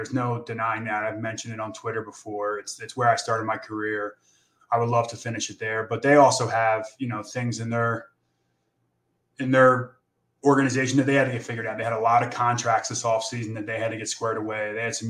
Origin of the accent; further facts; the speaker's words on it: Philadelphia, Pennsylvania, United States; moved away as an adult; also born or lived in Syracuse / New York; now in Arizona, United States; I'm from Philadelphia as well. So I grew up in that bubble.